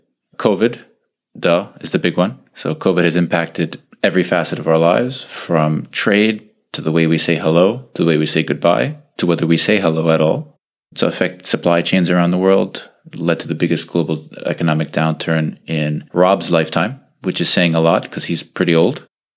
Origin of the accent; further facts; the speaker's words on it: New York City, New York, United States; accent: Staten Island; moved away as an adult; now in Geneva, Switzerland; Unlike Rob, I'm not from the Midwest. I didn't grow up on a farm with chickens. I actually grew up in Staten Island, New York. And I've been in Geneva for the past 7 years, since 2013